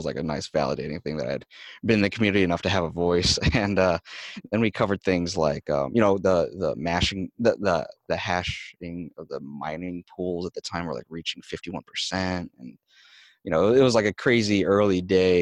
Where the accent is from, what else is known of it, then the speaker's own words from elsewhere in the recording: Michigan, United States; the community in my hometown in Michigan